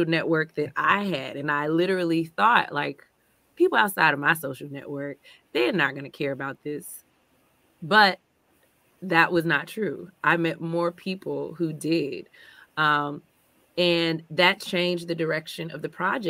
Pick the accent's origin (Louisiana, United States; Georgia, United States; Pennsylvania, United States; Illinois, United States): Illinois, United States; Chicago; as a Chicagoan